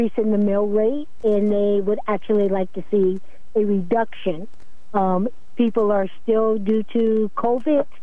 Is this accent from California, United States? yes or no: no; Norwich, Connecticut, United States; also born or lived in Pennsylvania; my family is not originally from here. We're from Pennsylvania, but I went to school here, elementary, all the way through high school, and I raised my family here, so I consider myself from Norwich at this point